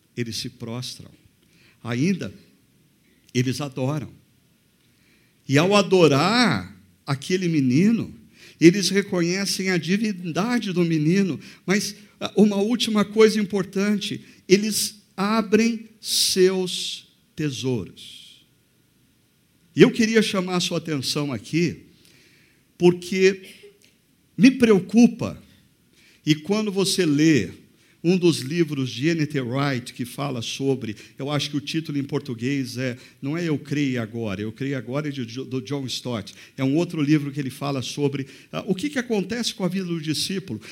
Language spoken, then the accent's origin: Portuguese; Brazil; Nós brasileiros